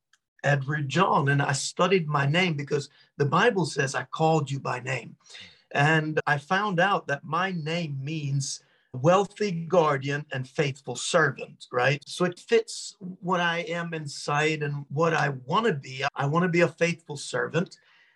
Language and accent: English; Norway; I grew up in Norway with my Scottish dad. So we spoke half English, half Norwegian at home. And I was very Norwegian